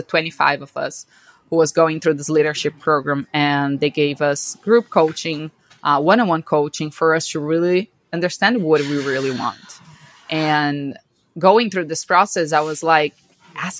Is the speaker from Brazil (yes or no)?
yes; Brazil; moved away as an adult; now in United States; I'm from Brazil, born and raised in Brazil my whole life